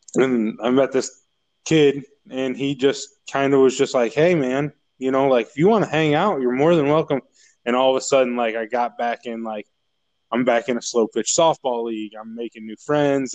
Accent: Braidwood, Illinois, United States; moved away as an adult; now in Missouri, United States; I grew up in Braidwood all my life.

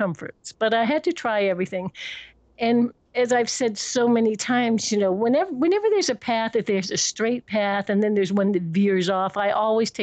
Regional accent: Washington, District of Columbia, United States; moved away; also born or lived in Connecticut / San Francisco; I was born in George Washington Hospital in Washington, D.C.

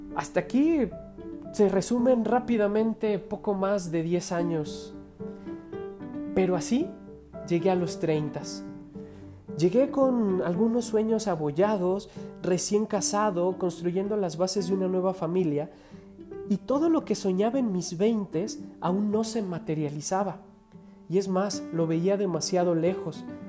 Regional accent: Mexico

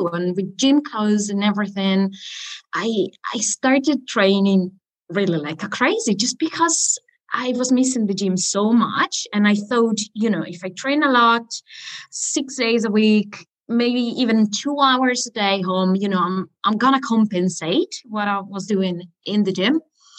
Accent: Italy; accent: Italian; English is a second language; now in Spain; especially when I get angry, I think it's when my Italian accent comes out, which is, I think, is quite normal for a foreigner

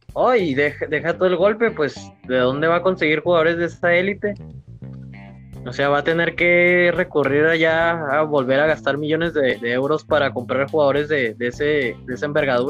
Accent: Mexico; como mexicanos

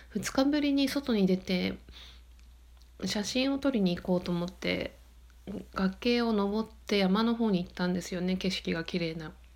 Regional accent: Yokote, Akita, Japan; moved away as an adult; 秋田県横手市なんですけど

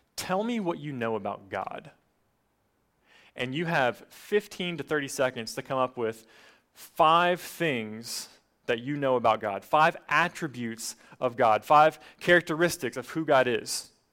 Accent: Appalachian Mountains, United States; now in Gainesville, United States; I grew up in the Appalachian Mountains

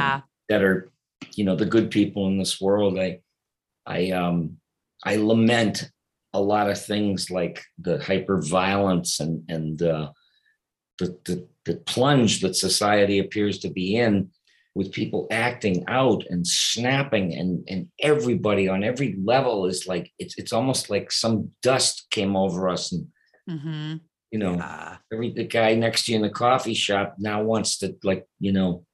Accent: Boston, Massachusetts, United States; also born or lived in Detroit, Michigan / New York; now in Los Angeles, United States; No, I was born in Detroit, Michigan. Okay. And I grew up in Boston. Then I moved to New York, and after New York, moved to Los Angeles.

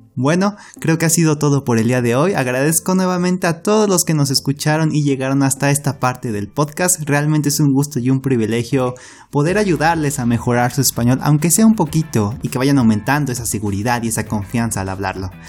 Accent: Mexico; nosotros como mexicanos

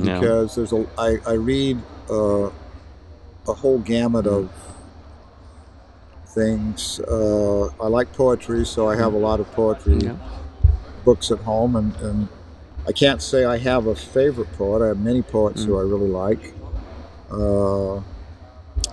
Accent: Central Valley, California, United States; I grew up in the Central Valley

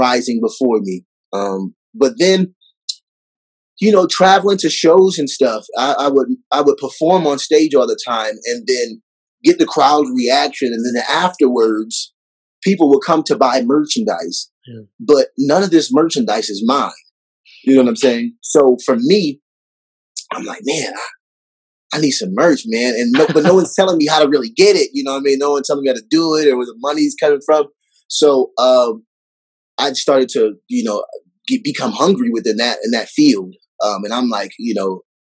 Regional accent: Waterloo, Iowa, United States; also born or lived in Texas; now in Denver, United States; originally I was born in Iowa

